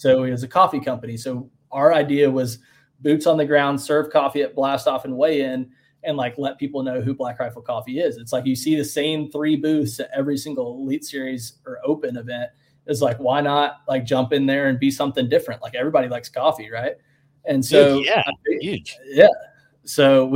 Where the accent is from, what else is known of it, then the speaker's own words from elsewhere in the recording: Western North Carolina, United States; also born or lived in Mint Hill, North Carolina; I growing up in Western North Carolina